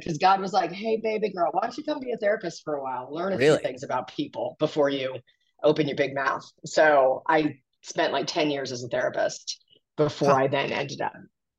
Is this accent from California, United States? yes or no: yes; California, United States; I'm a West Coast soul. I grew up in California I was a military brat, but this Southern evangelical culture is very foreign to me, but I live here.